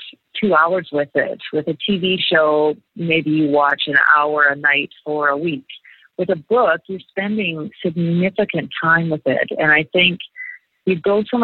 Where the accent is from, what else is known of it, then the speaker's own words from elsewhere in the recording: northern British Columbia, Canada; moved away; also born or lived in Perth, Australia; I grew up in a very small town in the northern part of British Columbia, very much a logging town, a lot of pulp mills, very Canadian experience.